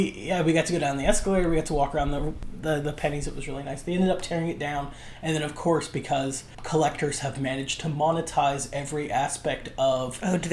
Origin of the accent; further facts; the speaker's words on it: United States; Where I grew up, it was a 50-minute to an hour drive, either north or south, to get to a mall. And I'm not talking about, like, Mall of America level. I'm talking about the Parkersburg Mall.